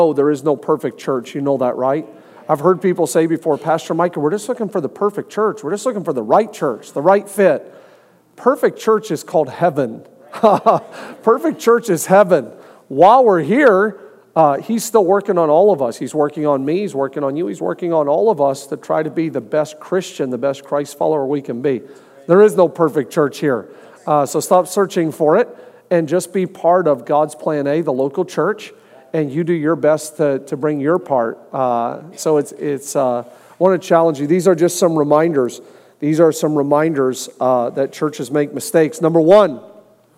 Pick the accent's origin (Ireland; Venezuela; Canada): Canada; moved away; also born or lived in Ohio; I'm born and raised in Canada